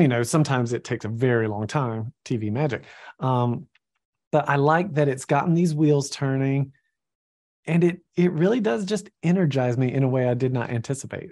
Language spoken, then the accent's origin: English; Georgia, United States; I'm from Georgia